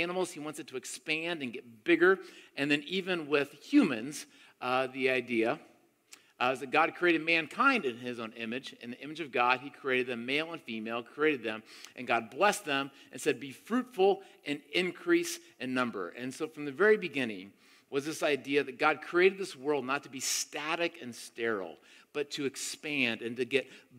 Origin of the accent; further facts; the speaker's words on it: Tampa, Florida, United States; I grew up in Tampa, Florida, my middle school and early high school years